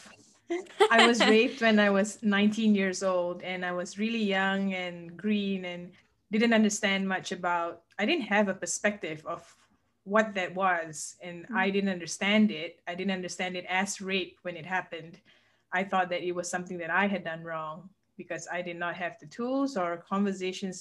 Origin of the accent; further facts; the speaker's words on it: Malaysia; now in Lexington, United States; I was born and raised in Malaysia, and that's where I'm from, but now I live in Lexington, Kentucky